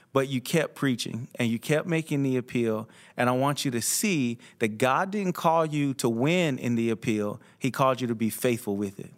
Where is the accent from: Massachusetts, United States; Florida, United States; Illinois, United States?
Florida, United States; South; when I was growing up in South Florida